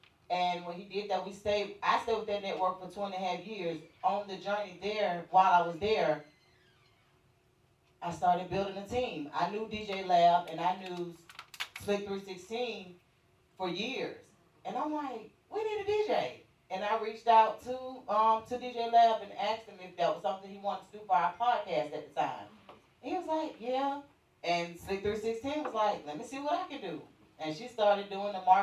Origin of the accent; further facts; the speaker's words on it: Atlanta, Georgia, United States; we are from the West Side and we are kind of different